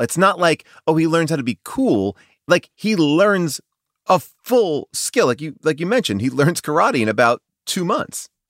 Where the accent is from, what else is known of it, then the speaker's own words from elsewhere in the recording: East Coast, United States; I'm from the East Coast. I'm also Italian.